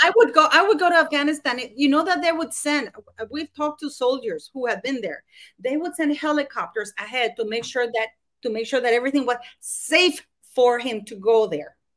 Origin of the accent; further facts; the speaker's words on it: Canada; I'm Canadian